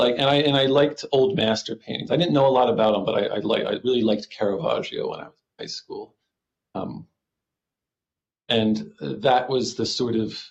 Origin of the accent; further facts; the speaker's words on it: Doylestown, Pennsylvania, United States; I grew up in Doylestown, and that's just a nice suburb and a really nice place to grow up